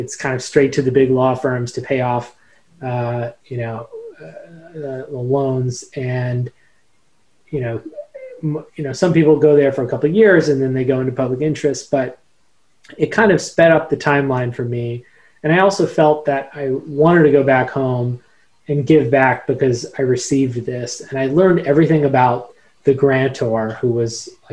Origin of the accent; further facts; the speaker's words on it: Carbon County, Pennsylvania, United States; born and raised in my hometown